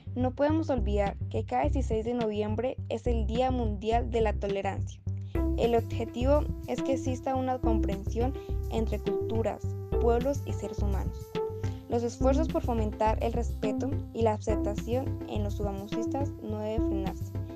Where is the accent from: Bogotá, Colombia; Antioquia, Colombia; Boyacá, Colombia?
Boyacá, Colombia; Sogamoso; soy de Gracho C y soy sugamusista